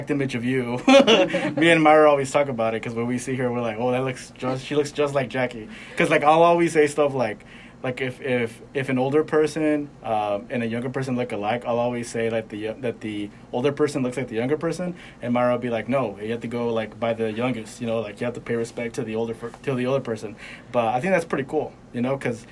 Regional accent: California, United States; now in Arkansas, United States; We're from California

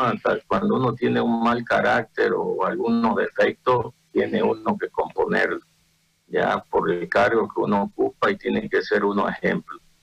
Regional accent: Bolivia; como ciudadano boliviano

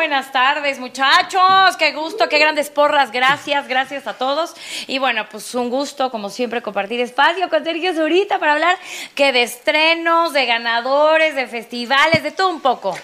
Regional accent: Mexico; como mexicana

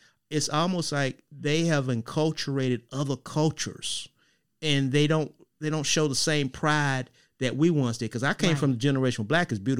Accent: United States; I grew up in the Grove Park community.

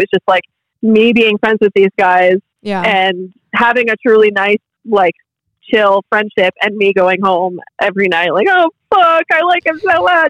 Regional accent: Massachusetts, United States; because I grew up in Massachusetts

